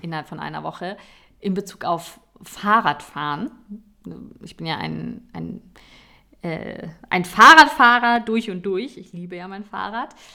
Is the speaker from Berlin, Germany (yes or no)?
yes; Berlin, Germany; ich komme aus Berlin, muss man dazu sagen. Ich bin in, in Berlin geboren